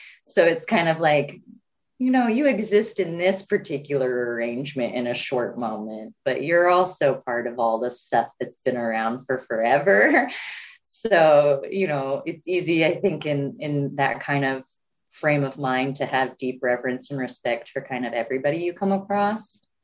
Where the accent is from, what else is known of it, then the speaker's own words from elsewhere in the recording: Pawhuska, Oklahoma, United States; also born or lived in Tulsa, Oklahoma; I come from Pawhuska, Oklahoma, originally, actually, even though I say Tulsa a lot